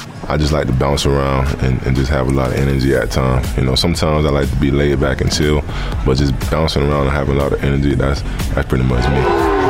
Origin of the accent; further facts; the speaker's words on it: Gainesville, Florida, United States; also born or lived in Miami; I'm originally from Miami. You know, I spent the first half of my life there with all my family. And later on, we moved to Gainesville. So growing up in Gainesville, playing for the University of Florida